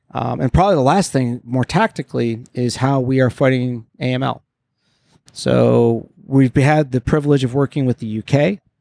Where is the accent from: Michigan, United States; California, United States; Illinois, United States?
Michigan, United States; Detroit; moved away; Detroit, my hometown